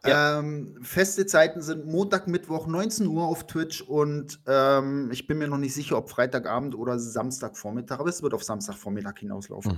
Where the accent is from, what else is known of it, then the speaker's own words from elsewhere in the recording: Italy; als Italiener